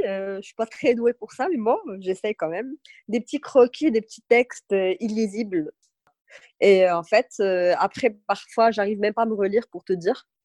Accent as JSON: {"language": "French", "town": "Agadir", "region": "Souss-Massa", "country": "Morocco", "tie": "born or raised there", "also_born_or_lived": "Tafraout", "said": "je suis née, j'ai grandi à Kada et là, retour, aux sources"}